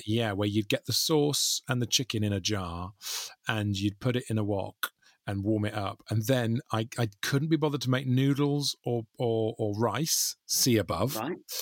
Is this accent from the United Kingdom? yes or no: yes; South Wales, United Kingdom; I grew up in South Wales with just my mum